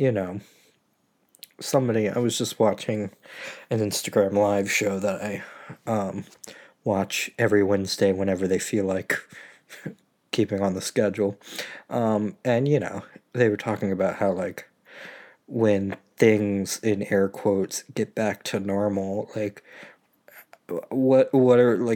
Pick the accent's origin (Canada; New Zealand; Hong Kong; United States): United States; Maryland; being back from college in my hometown